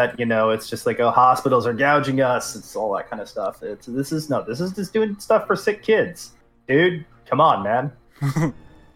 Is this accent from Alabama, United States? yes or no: no; Houston, Texas, United States; I'm from the Houston area.